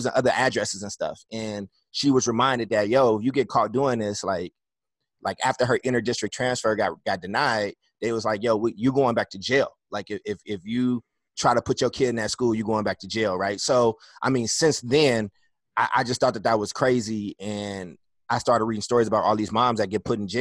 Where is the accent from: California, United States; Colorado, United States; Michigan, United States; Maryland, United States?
California, United States; Oakland; also born or lived in Chicago, Illinois / Kentucky; I went to about like 11 elementary schools and lived in a bunch of shelters in Oakland